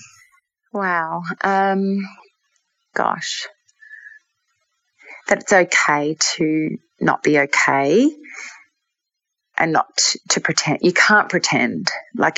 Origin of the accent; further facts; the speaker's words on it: Australia; moved away; being Australian, I mean, I don't live in Australia anymore